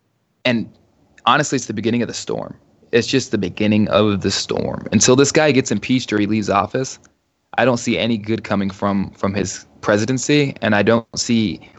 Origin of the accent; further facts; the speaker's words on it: United States; also born or lived in overseas (birthplace); I'm proud to say I'm an American, although I was born overseas. I'm proud to be an American. I'm proud to be from this country. I'm proud to live in this country.